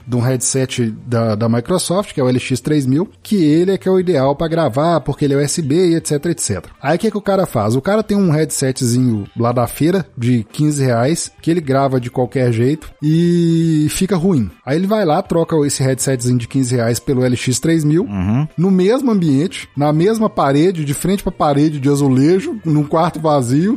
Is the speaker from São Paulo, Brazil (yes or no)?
no; Sete Lagoas, Minas Gerais, Brazil; da minha terra natal, eu sou de Sete Lagoas